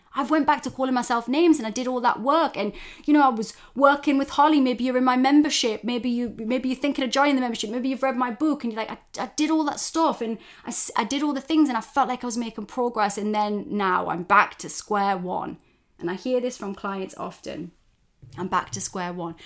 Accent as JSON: {"language": "English", "area": "Geordie", "region": "North East England", "country": "United Kingdom", "accent": "Geordie", "said": "my fellow Geordies for those outside of the U K. That's somebody from the northeast of England. And we have our own dialect"}